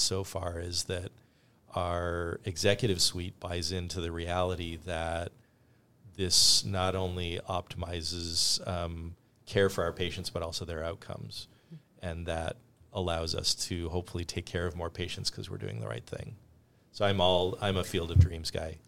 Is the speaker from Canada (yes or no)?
yes; Canada; now in United States; I grew up in Canada